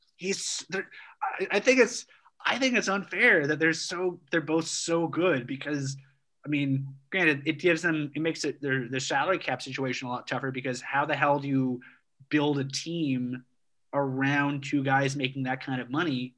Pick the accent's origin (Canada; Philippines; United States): Canada; Calgary, Alberta; I grew up in Calgary in the '80s